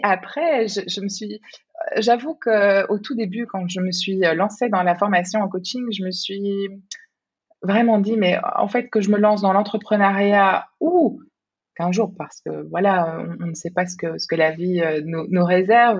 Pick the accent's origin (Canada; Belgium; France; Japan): Belgium; moved away as an adult; now in Singapore; je suis belge